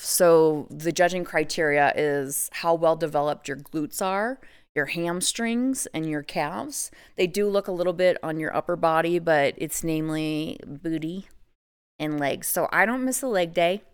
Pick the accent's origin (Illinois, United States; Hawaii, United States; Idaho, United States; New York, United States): Idaho, United States; I actually live in Idaho, So, I'm born and raised in Idaho